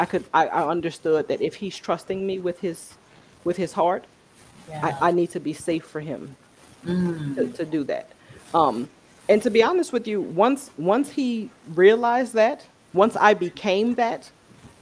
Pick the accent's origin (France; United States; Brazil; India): United States; New Orleans, Louisiana; moved away as an adult; now in Texas, United States; we're from New Orleans. So coming through, and we're here in Texas because of Hurricane Katrina.